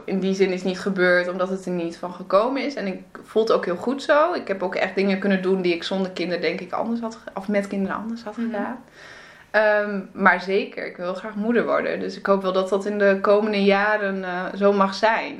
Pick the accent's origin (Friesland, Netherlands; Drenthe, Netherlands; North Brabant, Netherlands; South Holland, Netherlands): Friesland, Netherlands; moved away; also born or lived in Groningen / Antwerp; ik kom eigenlijk uit Friesland